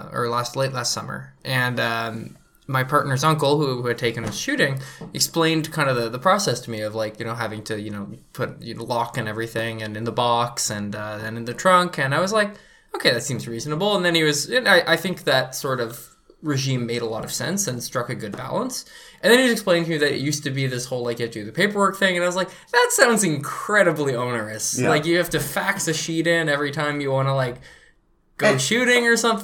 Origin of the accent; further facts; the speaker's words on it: United States; now in Canada; I grew up in the States